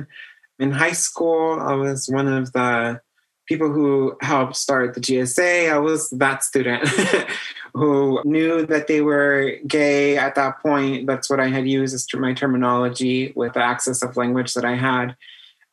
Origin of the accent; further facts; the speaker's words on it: Baldwin Park, California, United States; I grew up on Millbury. If you know where the big Walmart is, the new one, just down the street from there in this greenhouse with my grandma